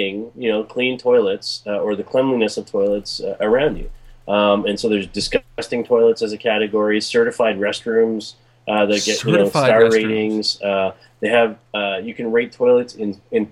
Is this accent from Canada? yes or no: yes; Toronto, Ontario, Canada